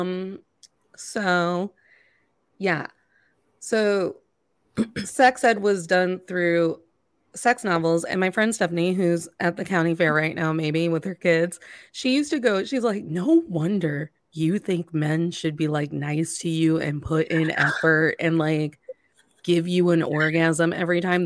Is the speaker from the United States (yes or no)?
yes; Indiana, United States; I grew up in Indiana